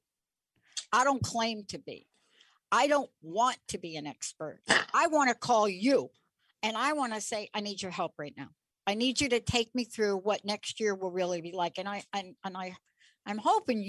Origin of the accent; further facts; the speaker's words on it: New York, United States; I'm from New York